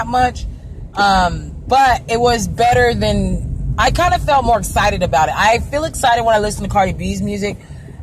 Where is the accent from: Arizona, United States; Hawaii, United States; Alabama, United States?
Arizona, United States; born or raised there; also born or lived in California